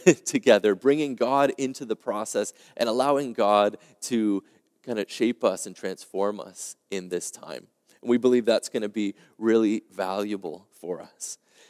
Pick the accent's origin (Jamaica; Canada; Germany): Canada; Quebec; now in Ontario, Canada; as you probably know, I came here from Quebec. And for us in Quebec, the first lockdown was actually March 13th, 2020.